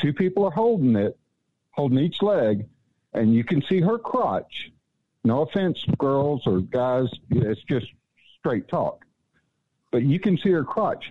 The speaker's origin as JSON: {"language": "English", "town": "Ennis", "region": "Texas", "country": "United States", "tie": "born or raised there", "moved": "yes", "said": "I'm originally from Ennis, Texas, just south of Dallas, and I grew up there, graduated there and everything"}